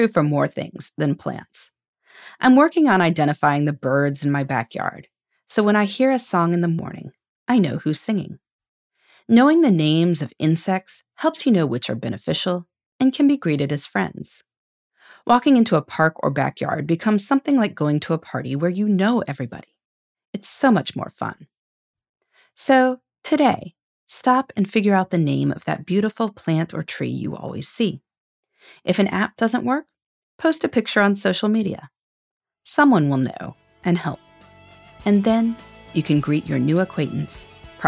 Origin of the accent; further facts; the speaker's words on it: Indiana, United States; I took a botany class in high school that involved traveling to parks all over my home state of Indiana